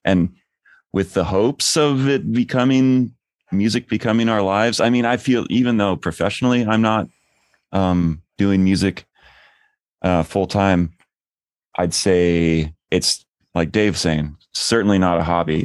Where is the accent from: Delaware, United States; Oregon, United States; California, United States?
Oregon, United States; outside of Portland; I grew up outside of Portland